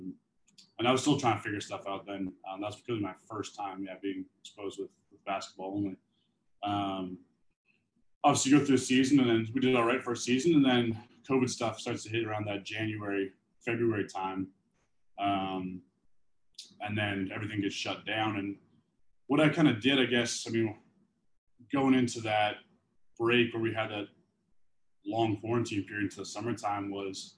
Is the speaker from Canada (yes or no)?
yes; Canada; moved away as an adult; now in United States; being a Canadian, not having a work visa